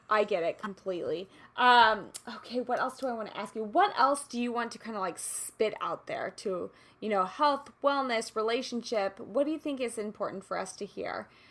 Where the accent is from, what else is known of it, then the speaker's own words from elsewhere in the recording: Kansas City, Missouri, United States; moved away; I grew up in Kansas City